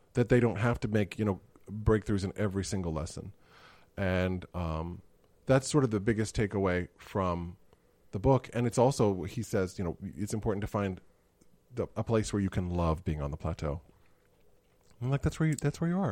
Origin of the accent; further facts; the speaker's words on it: Missouri, United States; I grew up in Missouri